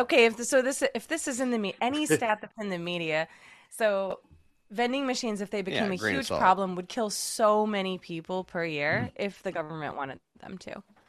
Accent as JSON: {"language": "English", "region": "Massachusetts", "country": "United States", "said": "I'm from Massachusetts"}